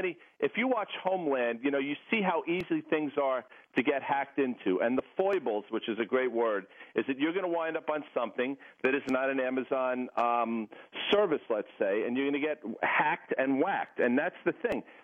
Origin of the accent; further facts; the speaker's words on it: Morristown, New Jersey, United States; I'm not from Burbank. I'm from Morristown, New Jersey